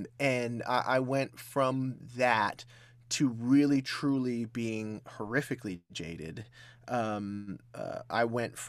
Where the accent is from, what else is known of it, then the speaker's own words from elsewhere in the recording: Hollywood, California, United States; I grew up in Hollywood. Mm-hmm. And that is not the greatest place to grow up ever.